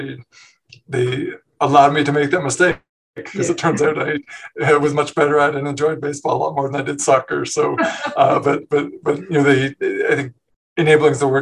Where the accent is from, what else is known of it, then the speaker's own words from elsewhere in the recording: Newmarket, Ontario, Canada; moved away as an adult; also born or lived in Montreal / Hamilton; I was born in Montreal, but I grew up in a town called Newmarket, just north of Toronto